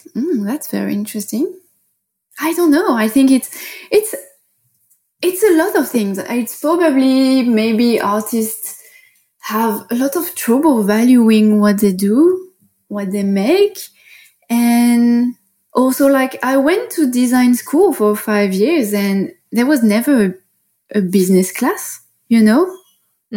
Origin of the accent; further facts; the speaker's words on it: Paris, Île-de-France, France; accent: French; English is a second language; moved away as an adult; now in Bali, Indonesia; So I'm from Paris originally, and I started to live as an expat like four years ago